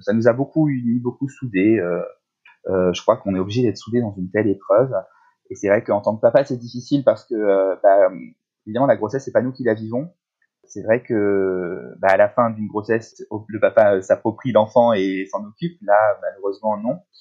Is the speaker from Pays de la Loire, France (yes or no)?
yes; La Baule, Pays de la Loire, France; now in Paris, France; on habite Paris, mais on était confinés euh, dans ma région natale, à La Baule